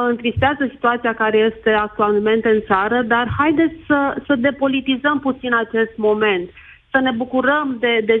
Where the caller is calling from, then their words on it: Alba Iulia, Alba County, Romania; Vă sunt din Alba Iulia.